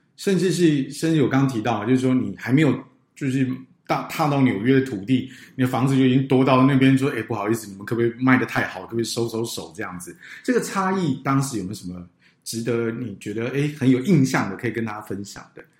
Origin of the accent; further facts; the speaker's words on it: Taiwan; 应该都是在台湾经济起飞的那个年代在成